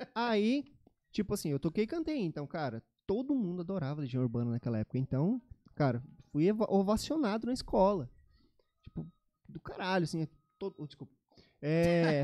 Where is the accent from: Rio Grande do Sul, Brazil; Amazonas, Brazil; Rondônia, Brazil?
Rondônia, Brazil; Cacoal; now in Campo Grande, Brazil; Eu sou de Cacoal, em Rondônia.